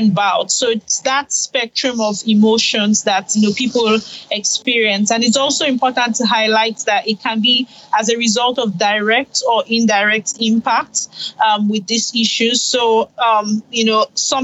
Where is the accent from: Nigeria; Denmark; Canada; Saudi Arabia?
Nigeria; I'm Nigerian